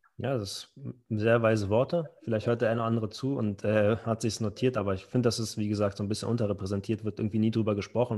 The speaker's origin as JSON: {"language": "German", "region": "Berlin", "country": "Germany", "accent": "Berliner Schnauze", "said": "mit meiner Berliner Schnauze"}